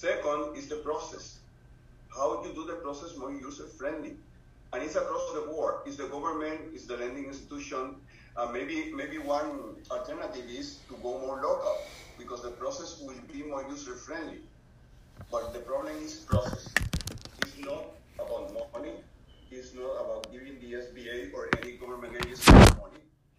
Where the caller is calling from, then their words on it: Puerto Rico; I'm participating from Puerto Rico.